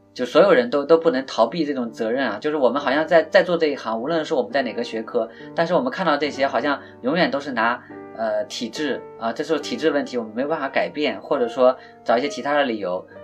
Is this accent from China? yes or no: yes; China; first language Chinese; 我自己对中文，呃，我写的时候会，会比较游刃有余一点，因为毕竟这是母语在自己的这个语言环境下长大，也是我们中国自己这片大地上发生的问题